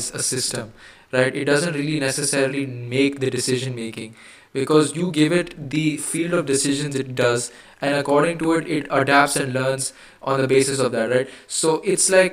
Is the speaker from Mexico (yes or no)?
no; India; I'm Indian. Yes, I am Indian. In the human definition, I am Indian